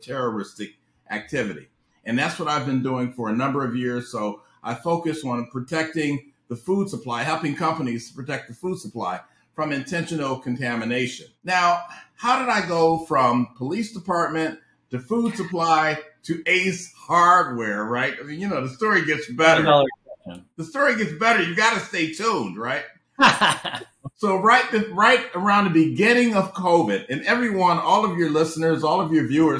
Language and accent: English; Cleveland, Ohio, United States; moved away as an adult; also born or lived in Washington, D.C.; I'm originally from Ohio. So I grew up in Cleveland, Ohio